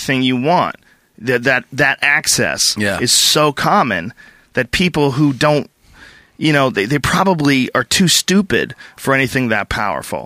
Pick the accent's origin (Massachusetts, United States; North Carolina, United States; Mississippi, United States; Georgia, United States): Massachusetts, United States; Newton; moved away; me growing up in Newton Upper Falls